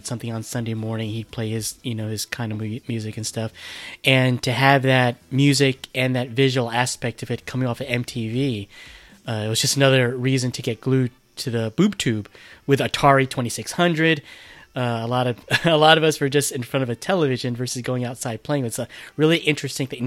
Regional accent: United States; we're from America

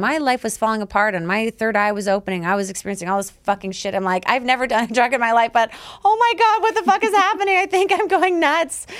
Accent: Canada; I'm Canadian

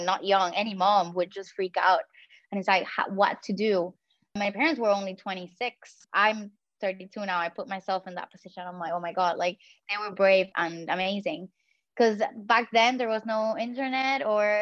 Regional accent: Puerto Rico; first language Spanish; English is a second language; I come from the Caribbean

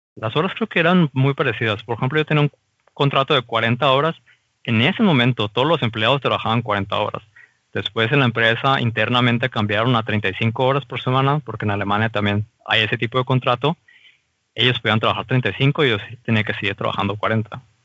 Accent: Mexico; moved away as an adult; now in Germany; como mexicano

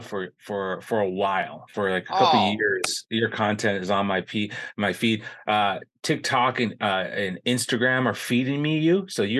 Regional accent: Lower Sioux Indian Community, Southwest Minnesota, United States; I'm from Minnesota.

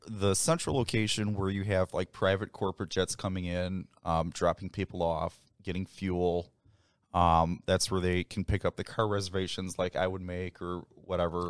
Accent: Winfield, Illinois, United States; now in Aurora, United States; So I was born and raised in Winfield, Illinois, uh, before we moved out to Aurora

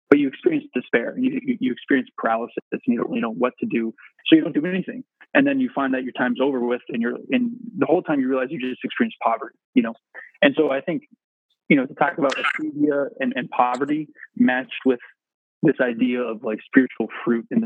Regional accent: England, United Kingdom; Uh, we're English, so John and I were taught a cheetia

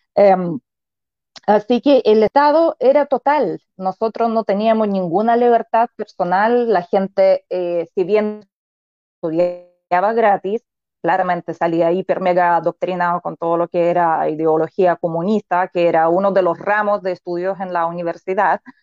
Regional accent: Belarus; born or raised there; moved away as an adult; now in Chile

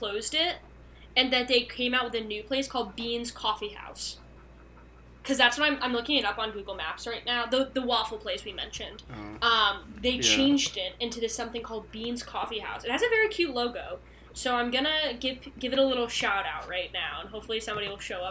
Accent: Connecticut, United States; I'm from Connecticut

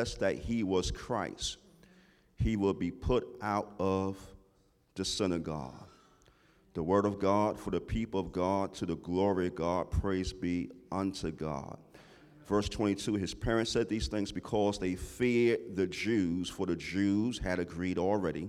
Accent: New York City, New York, United States; growing up in Harlem

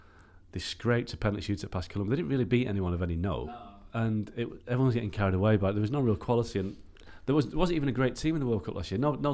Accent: England, United Kingdom; I'm an Englishman saying that.

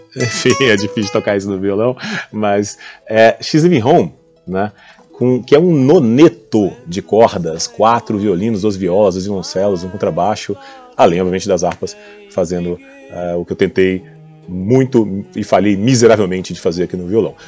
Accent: Goiânia, Goiás, Brazil; now in São Paulo, Brazil; na minha infância, lá em Goiânia, eu sou de Goiânia

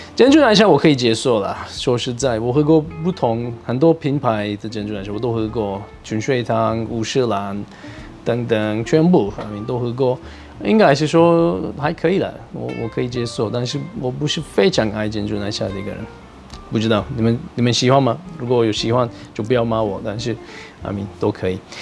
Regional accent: Turkey; Chinese is a second language; now in Taiwan; 我是来自土耳其

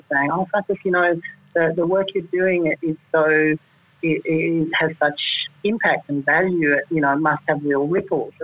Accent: Melbourne, Victoria, Australia; moved away; my hometown in Melbourne

